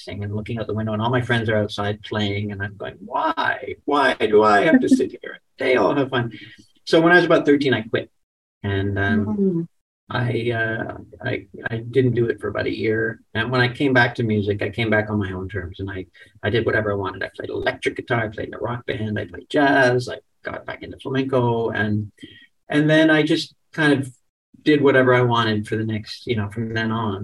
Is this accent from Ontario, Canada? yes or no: yes; Toronto, Ontario, Canada; growing up in Toronto